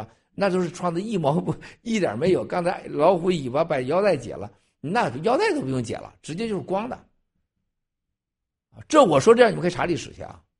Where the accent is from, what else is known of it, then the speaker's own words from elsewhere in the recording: China; 咱们大陆人一说就是，咱中国人是爱以情动人，然后以情骗人，然后以眼泪表达感动，然后以眼泪骗取金钱、骗取感情。